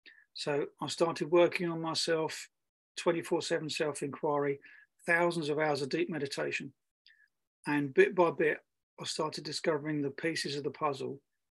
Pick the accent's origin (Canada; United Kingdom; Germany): Germany; I grew up in Germany